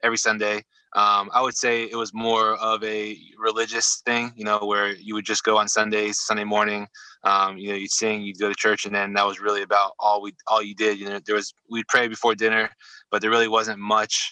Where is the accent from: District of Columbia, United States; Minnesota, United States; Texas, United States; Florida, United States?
Florida, United States; Venice; also born or lived in Omaha, Nebraska / Atlanta, Georgia; We moved from Georgia to, I think Sarasota or Venice, maybe Bradenton. Really early on, maybe, you know, when I was like two or one or two-ish. And so I've been down there ever since.